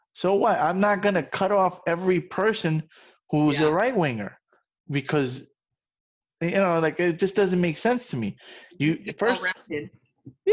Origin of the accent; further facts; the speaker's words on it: New York, United States; where I come from, who I am, I'm a guy from the South Bronx, what you would call the ghetto